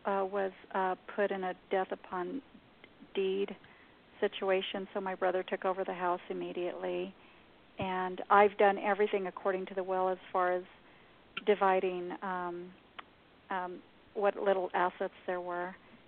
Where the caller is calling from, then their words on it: New Mexico, United States; I'm in New Mexico.